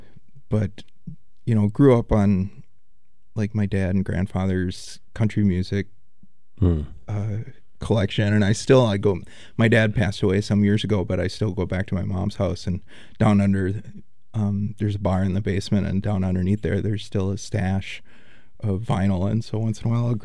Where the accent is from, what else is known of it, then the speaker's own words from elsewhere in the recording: Stewartville, Minnesota, United States; moved away as an adult; now in Milwaukee, United States; I was born in Stuartville, Minnesota, which is a town of, it was like, I think, 5,800 when I lived there